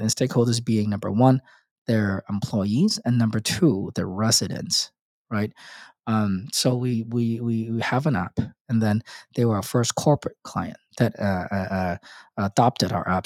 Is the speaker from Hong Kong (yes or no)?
yes; Hong Kong; moved away as an adult; also born or lived in Australia / United States; I was born in and raised in Hong Kong